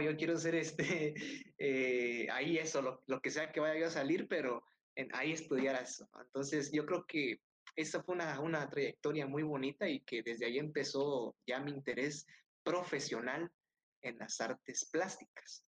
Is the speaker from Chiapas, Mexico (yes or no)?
yes; Tonalá, Chiapas, Mexico; moved away; also born or lived in Tuxtla Gutiérrez; yo soy de Tonalá